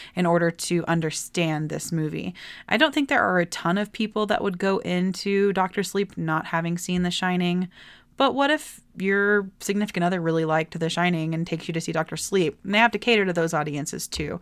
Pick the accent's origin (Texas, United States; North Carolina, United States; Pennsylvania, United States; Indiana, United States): Texas, United States; I'm from Texas